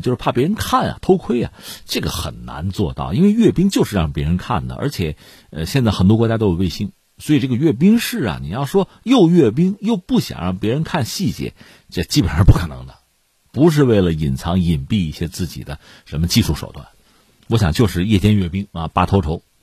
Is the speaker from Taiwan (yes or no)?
no; China; 我们是中国人